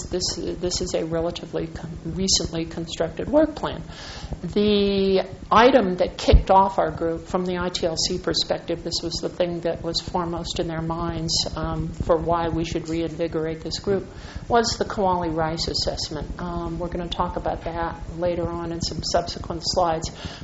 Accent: Santa Barbara, California, United States; I'm from Santa Barbara.

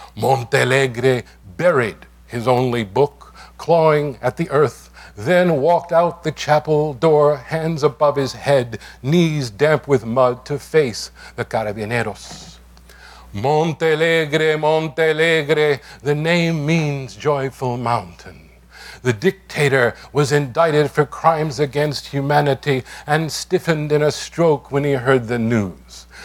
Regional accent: New York City, New York, United States; first language English; I'm from the East New York section of Brooklyn. Grew up in the Linden Projects

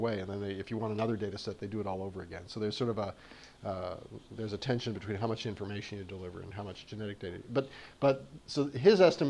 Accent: Canada; moved away; So I'm from the South. I'm from South Canada

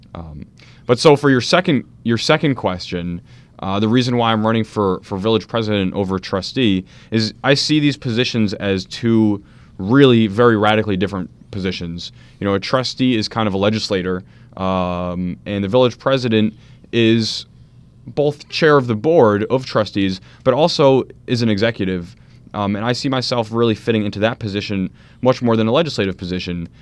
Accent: Maplewood, New Jersey, United States; also born or lived in South Orange, New Jersey; I grew up in Maplewood and South Orange.

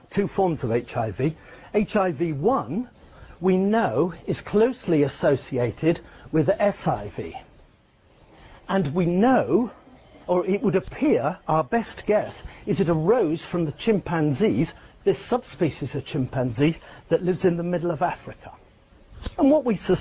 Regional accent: Scotland, United Kingdom; moved away; my hometown up in Scotland.

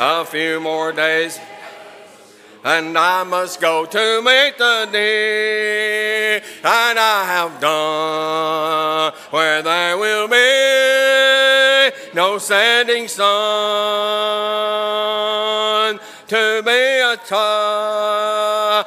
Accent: Hope, Arkansas, United States; I grew up in a congregation out in Arkansas, southwest Arkansas. I was born in Hope

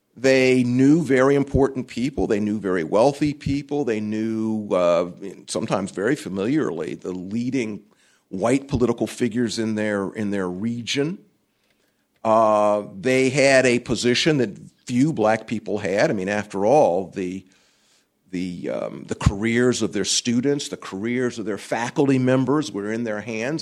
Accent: Columbia, South Carolina, United States; I'm from Columbia, South Carolina.

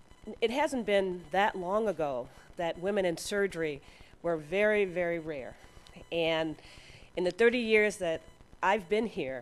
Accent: Chicago, Illinois, United States; I trained at Cook County in Chicago, so I'm another Chicagoan.

